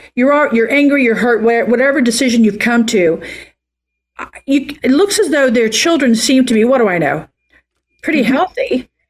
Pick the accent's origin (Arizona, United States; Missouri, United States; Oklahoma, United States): Oklahoma, United States; moved away as an adult; now in California, United States; I'm from Oklahoma